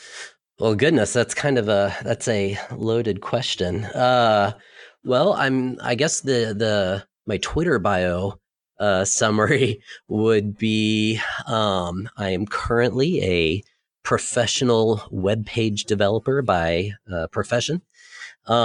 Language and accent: English; Jacksonville, Florida, United States; also born or lived in Southeast United States; So I moved every 2 years, but I've been in Jacksonville since 1989. And so that's more or less my hometown, but I've lived sporadically around the Southeast.